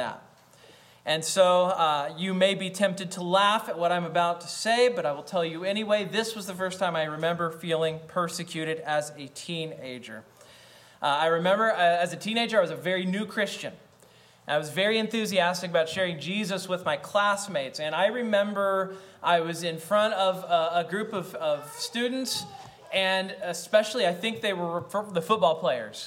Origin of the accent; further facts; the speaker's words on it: United States; I am an American.